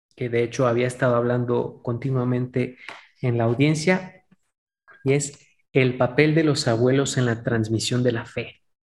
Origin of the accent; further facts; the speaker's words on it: Mexico; especialmente como mexicanos